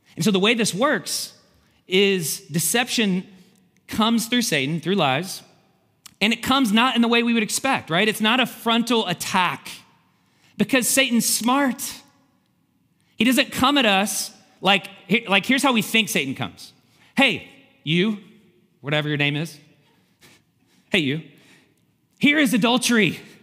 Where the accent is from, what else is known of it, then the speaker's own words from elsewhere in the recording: Kentucky, United States; moved away; Kentucky. I'm from Kentucky